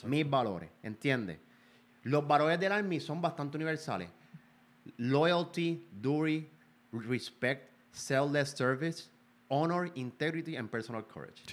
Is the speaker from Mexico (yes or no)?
no; Puerto Rico; Yo soy un boricua.